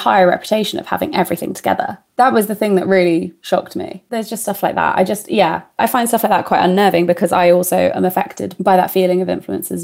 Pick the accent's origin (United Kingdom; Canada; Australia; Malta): United Kingdom; Tunbridge Wells, South East England; I'm really lucky to have grown up in Tunbridge Wells